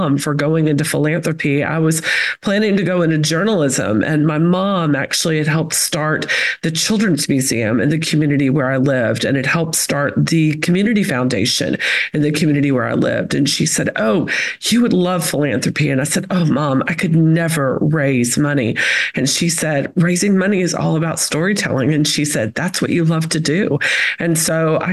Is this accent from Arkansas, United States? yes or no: no; Chattanooga, Tennessee, United States; accent: Southern; moved away as an adult; now in Florida, United States; I'm from Chattanooga, Tennessee. I always say that's the accent. I've lived in Florida for a decade now, but Chattanooga, Tennessee is home. I grew up in a community called Lookout Mountain